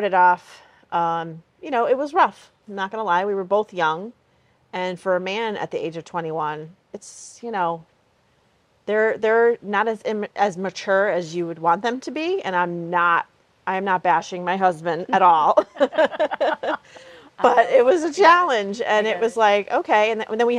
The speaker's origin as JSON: {"language": "English", "region": "Connecticut", "country": "United States", "tie": "born or raised there", "also_born_or_lived": "Hartford, Connecticut / Wethersfield, Connecticut", "said": "born and raised in Connecticut, mm-hmm. Lived in Hartford, and then about 16 years ago moved to Wethersfield, which is central Connecticut."}